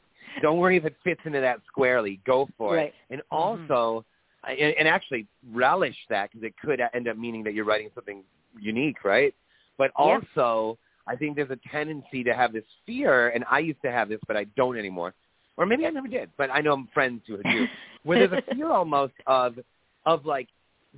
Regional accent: Michigan, United States; growing up in Michigan

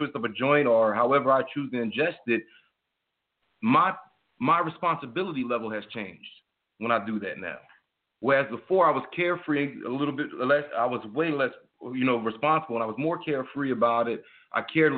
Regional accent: United States; I'm an American

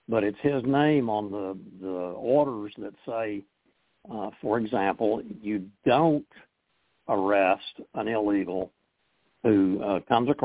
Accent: Oklahoma, United States; moved away; my home state of Oklahoma

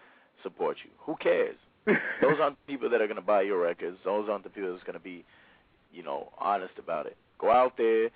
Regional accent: Dallas, Texas, United States; Dallas, I'm from Dallas. I live in Dallas also

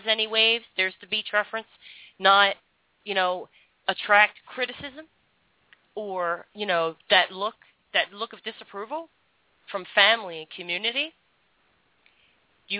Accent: Philadelphia, Pennsylvania, United States; now in Florida, United States; I grew up in Philadelphia, and I always felt out of my element.

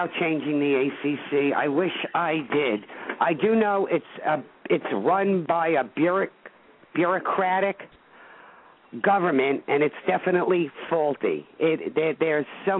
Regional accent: New York City, New York, United States; I come from Brooklyn originally

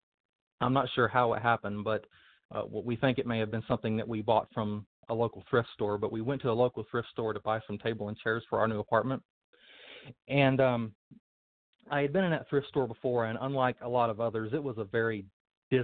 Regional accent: Thomasville, North Carolina, United States; moved away as an adult; also born or lived in Asheboro, North Carolina; now in Illinois, United States; I was born in Asheboro, North Carolina, and raised in Thomasville as a Baptist

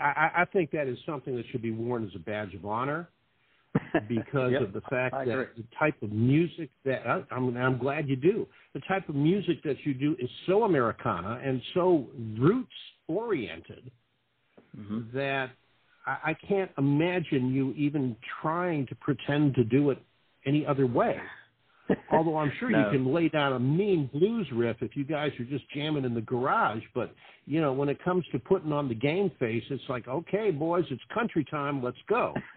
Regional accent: Boston, Massachusetts, United States; I'm from Boston, Massachusetts

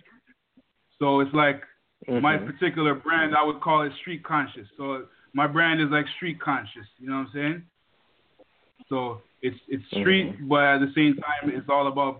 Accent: Toronto, Ontario, Canada; also born or lived in Jamaica; I was born in Jamaica. Moved to Toronto, Canada, a place called Jungle, one of the largest housing projects in the country

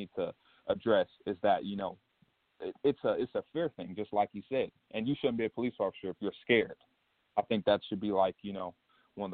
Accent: Detroit, Michigan, United States; I'm from Detroit, Michigan

